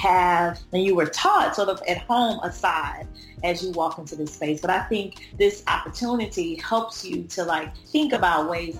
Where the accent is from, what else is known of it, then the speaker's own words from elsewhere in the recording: H-Town, South Louisiana, United States; I am from H-Town, by the way, of South Louisiana